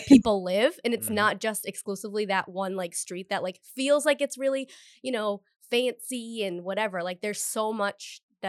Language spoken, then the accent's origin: English; Cumberland, Rhode Island, United States; I'm from Cumberland, right, in Rhode Island. So it's like, there were like a lot of back roads and neighborhoods